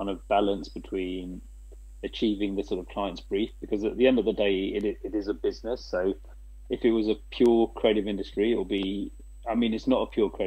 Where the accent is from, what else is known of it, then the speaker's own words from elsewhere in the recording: England, United Kingdom; now in Asia; coming from an Asian background as well, growing up in England